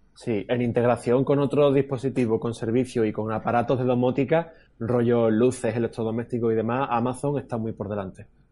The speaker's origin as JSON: {"language": "Spanish", "region": "Andalusia", "country": "Spain", "accent": "Andalusian", "said": "los andaluces, que no es que hablemos mal, pero casi, casi que tenemos nuestro propio dialecto, ¿no? Y muchas veces con nuestro acento"}